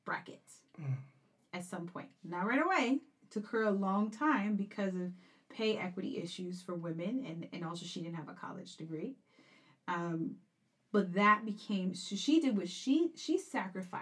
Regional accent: New York City, New York, United States; also born or lived in Corona, Queens / Flushing, Queens; I was born in East New York, Brooklyn, and then lived there until I was about 12 or 13, and then moved to Corona, Queens, and went to high school in actually John Bond High

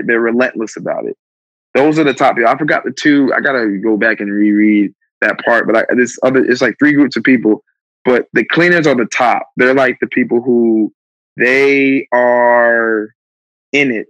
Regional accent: Plainfield, New Jersey, United States; the street that I grew up on in Plainfield, New Jersey.

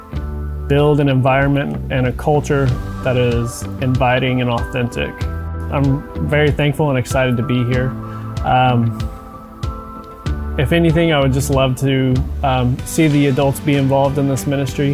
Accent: Lubbock, Texas, United States; moved away; I was born and raised in Lubbock, Texas

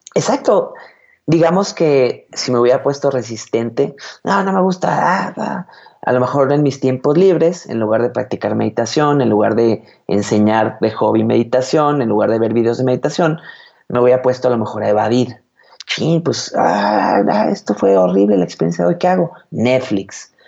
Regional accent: Guadalajara, Jalisco, Mexico; soy de Guadalajara, Jalisco, México

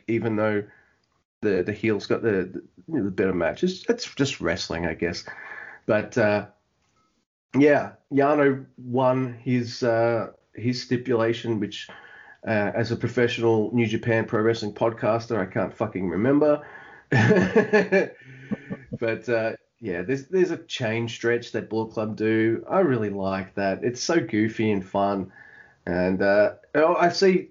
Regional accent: Australia; this Aussie

